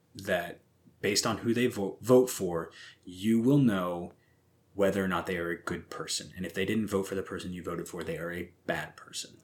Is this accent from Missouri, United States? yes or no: yes; Missouri, United States; I have never actually been ashamed to say I'm from Missouri